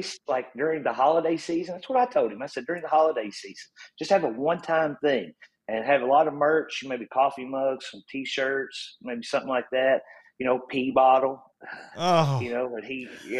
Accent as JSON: {"language": "English", "region": "Eastern Kentucky", "country": "United States", "said": "I'm from Eastern Kentucky"}